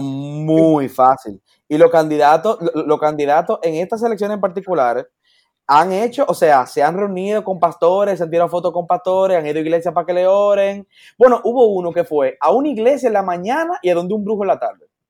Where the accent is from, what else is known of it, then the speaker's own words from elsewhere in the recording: Dominican Republic; yo soy dominicano